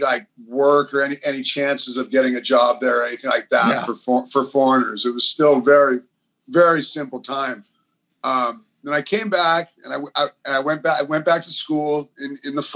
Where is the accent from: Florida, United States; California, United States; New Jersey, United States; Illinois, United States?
California, United States; Los Angeles; moved away as an adult; also born or lived in Santa Cruz / Bali; I grew up surfing in Los Angeles